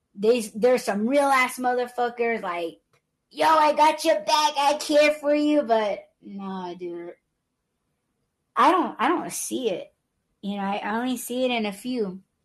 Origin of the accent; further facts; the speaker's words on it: Southwest, United States; I'm Native American